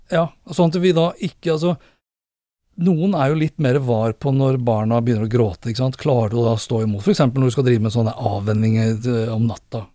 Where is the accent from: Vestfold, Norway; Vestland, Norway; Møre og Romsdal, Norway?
Vestfold, Norway; Sandefjord; moved away; jeg er fra Sandefjord, eh, har familien